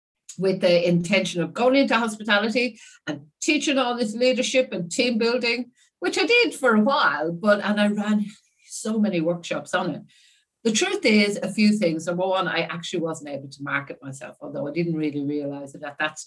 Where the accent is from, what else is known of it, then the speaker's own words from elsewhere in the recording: Ireland; moved away as an adult; also born or lived in Perth, Australia; now in Australia; I am from Ireland, as you've said, but I'm the youngest of five daughters in a little small two-bedroom house in a seaside town in Ireland